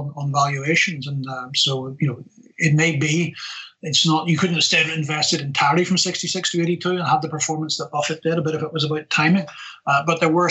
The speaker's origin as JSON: {"language": "English", "region": "Scotland", "country": "United Kingdom", "accent": "Scottish", "said": "As you can tell from my accent, I'm not English, and just north of the border as well"}